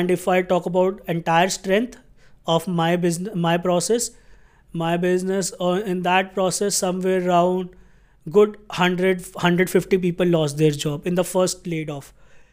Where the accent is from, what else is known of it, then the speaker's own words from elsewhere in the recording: Delhi, India; English is a second language; I belong to Haryana, but I have been born and brought up in Delhi itself. My office is in Gurgaon.